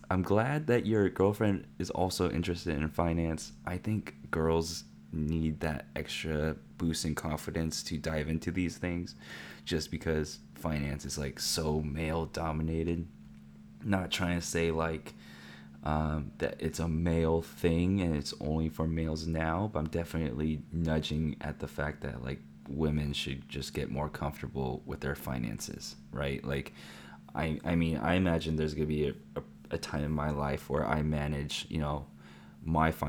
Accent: Granby, Quebec, Canada; Since I'm from Canada, Granby, we have some other particular accounts

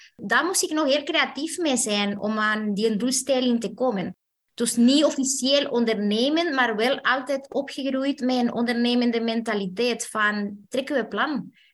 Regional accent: Chile; moved away as an adult; now in Belgium; ik ben zelf afkomstig uit Chili.

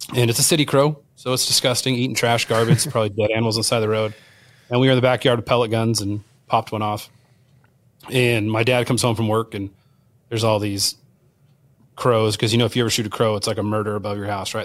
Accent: Southern California, United States; born and raised in Southern California

